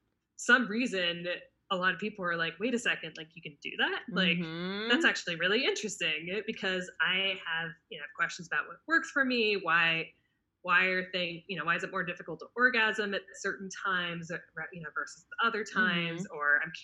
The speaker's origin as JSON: {"language": "English", "region": "California", "country": "United States", "tie": "born or raised there", "said": "And we're initially from the Bay Area, or we grew up in the Bay Area"}